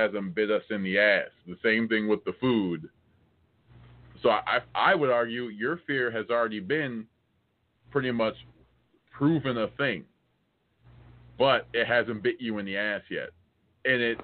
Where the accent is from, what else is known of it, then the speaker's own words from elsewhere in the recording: United States; I'm American.